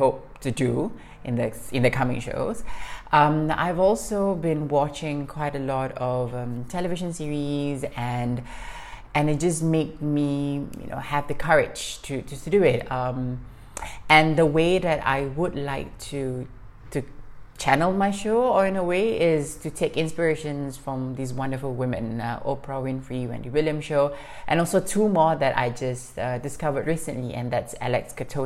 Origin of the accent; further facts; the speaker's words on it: Singapore; moved away as an adult; now in Morocco; I'm Singaporean, living in Morocco